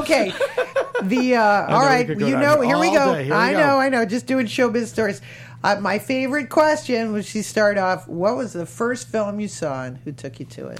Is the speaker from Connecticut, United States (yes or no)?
yes; Connecticut, United States; also born or lived in Massachusetts; I grew up in, I was born in Massachusetts, and then grew up in Connecticut.